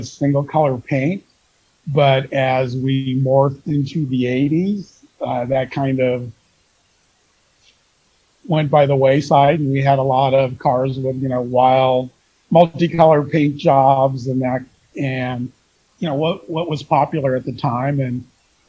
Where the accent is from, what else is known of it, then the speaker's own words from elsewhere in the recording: Tustin, California, United States; also born or lived in New York City; I grew up in Tustin, which is a little bit north of me, but still in Orange County.